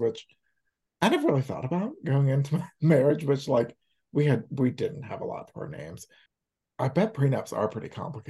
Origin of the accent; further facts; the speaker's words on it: Louisiana, United States; moved away as an adult; also born or lived in Iowa; I'm from Louisiana, which is a common law state, but we got married in Iowa. Because we lived in Iowa for a few years.